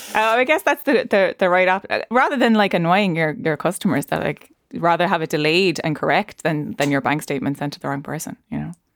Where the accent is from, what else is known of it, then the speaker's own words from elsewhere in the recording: Ireland; our history as Irish people